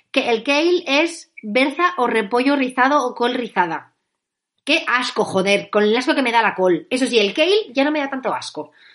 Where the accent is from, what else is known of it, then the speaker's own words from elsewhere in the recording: Spain; Los españoles somos muy españoles